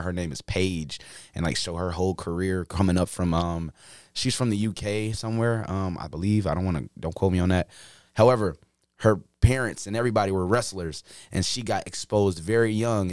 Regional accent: Chicago, Illinois, United States; moved away as an adult; now in Iowa, United States; I was born and raised in Chicago

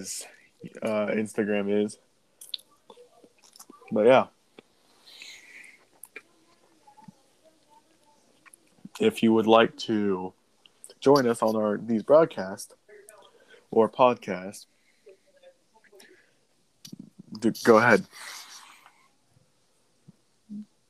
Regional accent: Kansas, United States; I'm from Kansas

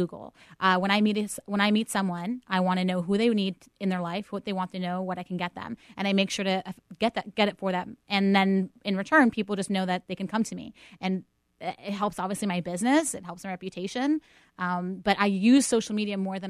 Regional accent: Pittsburgh, Pennsylvania, United States; moved away; I'm born and raised in Pittsburgh.

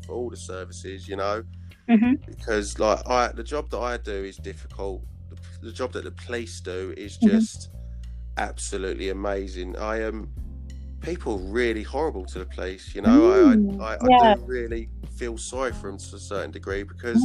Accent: London, United Kingdom; I grew up in East London.

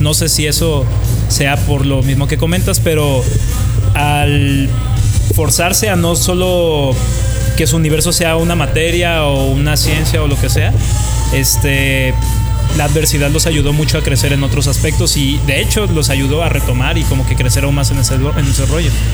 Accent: Tijuana, Baja California, Mexico; Yo soy de Tijuana, tengo 28

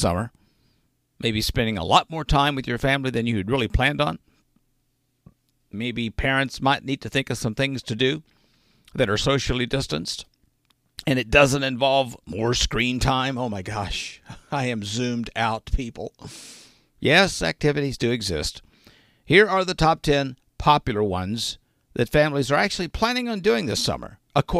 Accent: Arkansas, United States; being from Arkansas

